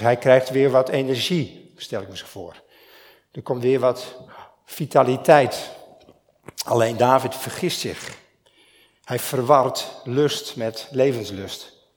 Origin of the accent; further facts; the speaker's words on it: Stiens, Friesland, Netherlands; Ik kom uit Stiens